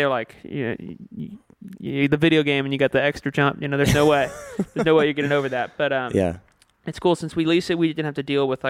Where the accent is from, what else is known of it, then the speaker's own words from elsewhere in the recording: Houston, Texas, United States; moved away as an adult; now in Los Angeles, United States; I loved growing up in Houston.